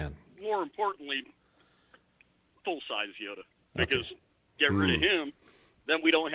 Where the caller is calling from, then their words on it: Rhode Island, United States; calling from Rhode Island.